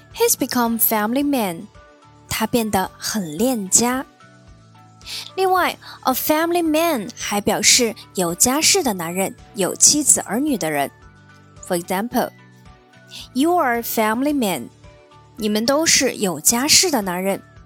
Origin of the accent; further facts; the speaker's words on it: China; 我们中国人认为结婚就是成家，开始有自己新的家庭。